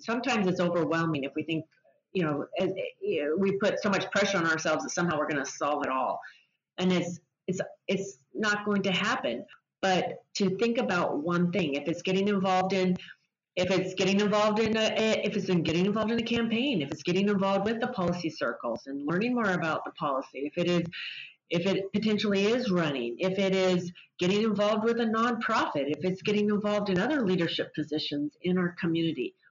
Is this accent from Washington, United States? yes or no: yes; Spokane, Washington, United States; in Spokane, which is my hometown